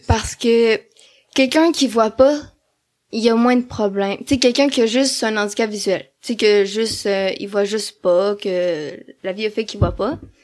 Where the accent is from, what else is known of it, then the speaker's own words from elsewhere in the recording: Amos, Quebec, Canada; also born or lived in Val-d'Or; now in Rouyn-Noranda, Canada; je suis née à Amos, c'est quand même une petite ville